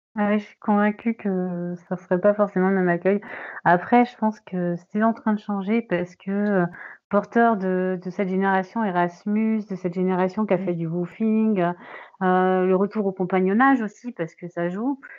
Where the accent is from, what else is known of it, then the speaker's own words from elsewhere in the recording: Paris, Île-de-France, France; now in Brittany, France; je ne suis pas bretonne, je suis parisienne